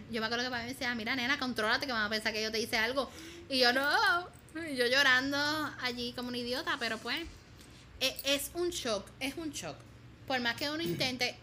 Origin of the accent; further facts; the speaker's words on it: Puerto Rico; moved away; nuestro prócer eh, boricua